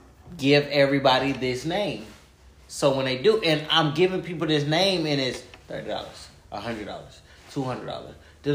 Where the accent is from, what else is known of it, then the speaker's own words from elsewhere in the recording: California, United States; I'm from California. So my family is spread all through California. I got family in San Antonio, Austin, Vegas.